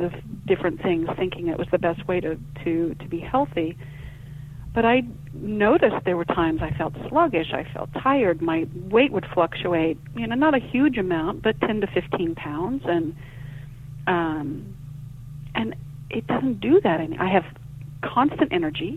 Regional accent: Oklahoma, United States; growing up in Oklahoma, I can remember being down on our farm

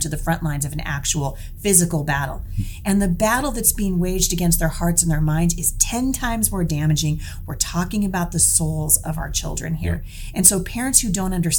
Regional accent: Portland, Oregon, United States; I'm from Oregon. I was born and raised in Portland

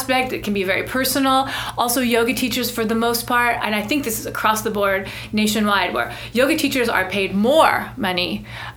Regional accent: United States; I'm an American. My family actually moved to San Francisco in the 1800s.

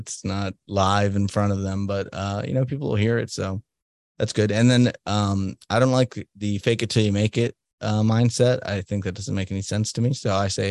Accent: United States

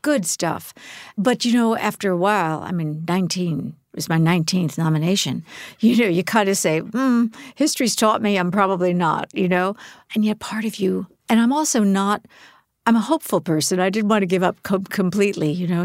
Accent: New York, United States; I grew up in New York.

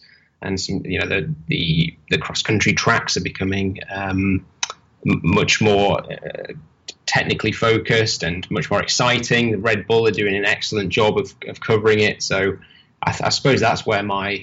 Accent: Holmfirth, Yorkshire and the Humber, United Kingdom; also born or lived in Leeds/Bradford border; I'm from Yorkshire, in England. I was born and kind of raised around Homeforth, which is where they film Last of the Summer Wine

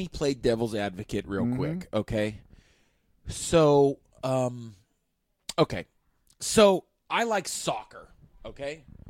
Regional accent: Michigan, United States; And I'm like, I'm from Michigan.

